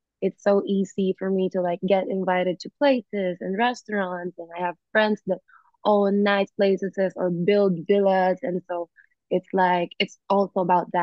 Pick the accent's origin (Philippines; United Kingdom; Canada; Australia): Philippines; moved away as an adult; also born or lived in United States; now in Bali, Indonesia; I was born in America and then I was raised in the Philippines